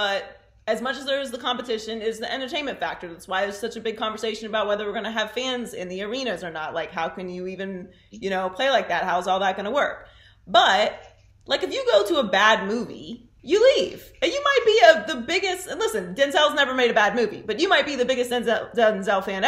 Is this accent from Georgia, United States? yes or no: no; Pittsburgh, Pennsylvania, United States; moved away; also born or lived in Miami; I grew up in Pittsburgh